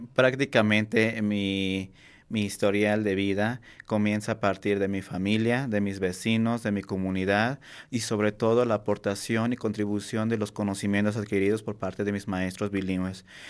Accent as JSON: {"language": "Spanish", "town": "Cuetzalan del Progreso", "region": "Puebla", "country": "Mexico", "tie": "born or raised there", "first_language": "Nahuatl", "second_language": "Spanish", "moved": "yes", "lives_now": "Puebla, Mexico", "said": "soy nativo, soy originario de un pequeño pueblo que se llama Milán, perteneciente al municipio de Cuetzalan del Progreso Puebla"}